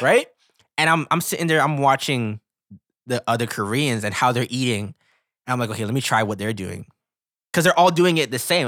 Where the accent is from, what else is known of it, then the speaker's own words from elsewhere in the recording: Canada; we're Canadian, but we live in North America